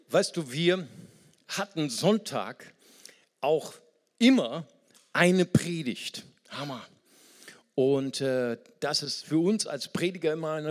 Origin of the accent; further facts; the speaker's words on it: Brazil; German is a second language; ich fühle, ich fühle, bin Brasilianer, ich fühle, dass ich weiser werde.